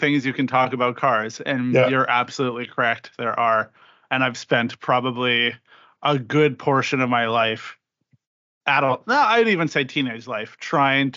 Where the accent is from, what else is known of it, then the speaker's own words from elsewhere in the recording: Regina, Saskatchewan, Canada; growing up in Regina, Saskatchewan